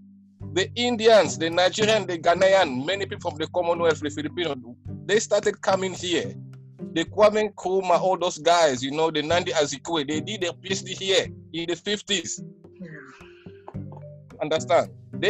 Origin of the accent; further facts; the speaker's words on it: Angola; But she's a Sudanese. How can she be my brother? I'm from Angola or something like that.